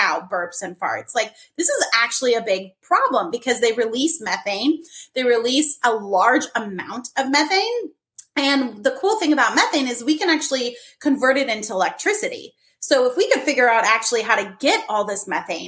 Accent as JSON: {"language": "English", "region": "Minnesota", "country": "United States", "tie": "born or raised there", "also_born_or_lived": "Germany", "moved": "yes", "said": "I had done an author visit to my hometown in Minnesota"}